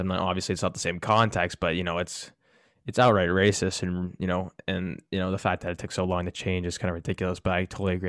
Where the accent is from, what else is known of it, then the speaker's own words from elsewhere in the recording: Canada; me being Canadian